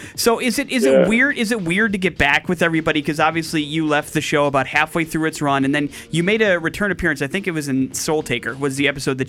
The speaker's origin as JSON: {"language": "English", "town": "Milwaukee", "region": "Wisconsin", "country": "United States", "tie": "born or raised there", "said": "I grew up in and around like Milwaukee, Cudahy, West Allis, those particular areas."}